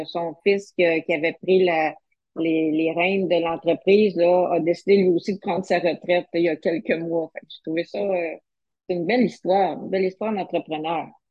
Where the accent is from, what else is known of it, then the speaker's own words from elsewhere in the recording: Sherbrooke, Quebec, Canada; je suis originaire de Sherbrooke